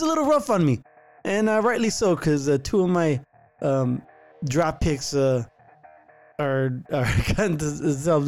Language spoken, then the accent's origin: English; Santa Clara, California, United States; my hometown of Santa Clara, California